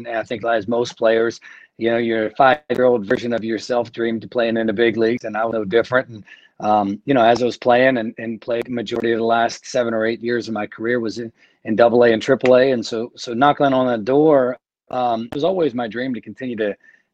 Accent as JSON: {"language": "English", "region": "Maryland", "country": "United States", "moved": "as an adult", "lives_now": "North Carolina, United States", "said": "I'm from Maryland"}